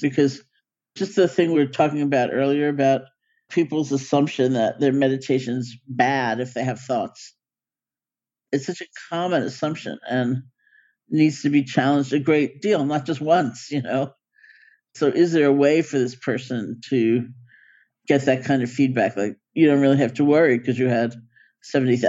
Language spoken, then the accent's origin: English; New York City, New York, United States; I grew up in New York City.